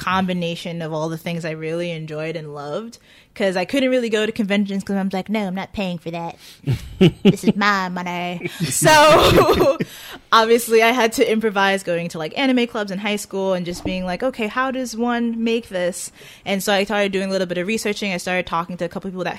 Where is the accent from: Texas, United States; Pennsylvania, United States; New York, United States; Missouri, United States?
New York, United States; New York City; I was born and raised in Staten Island